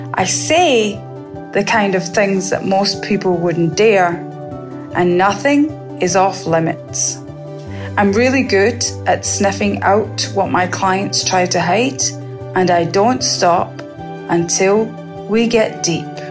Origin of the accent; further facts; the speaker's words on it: Scotland, United Kingdom; now in Barbados; I was born in Scotland and I now live in Barbados.